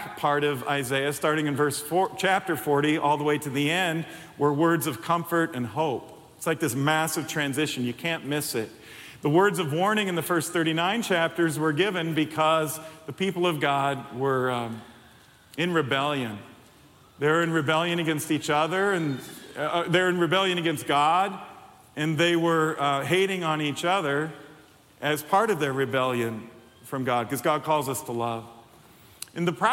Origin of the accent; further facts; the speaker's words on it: Chicago, Illinois, United States; moved away as an adult; now in Iowa, United States; I'm not from here, but this is home now. We've lived here 29 years. That's longer than we've lived anywhere by far. And we're from Chicago, but this is home.